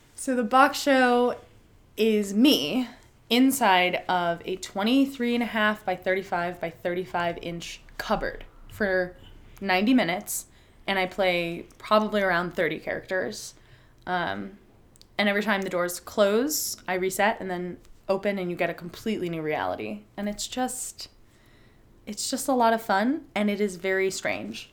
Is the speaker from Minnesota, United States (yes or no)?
no; San Diego, California, United States; moved away; I'm from San Diego